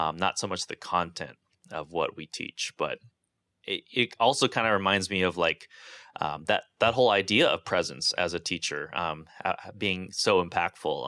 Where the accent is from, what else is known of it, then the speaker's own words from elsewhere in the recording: Santa Barbara, California, United States; where I grew up as, um, you know, oppressively ugly and unpleasant Santa Barbara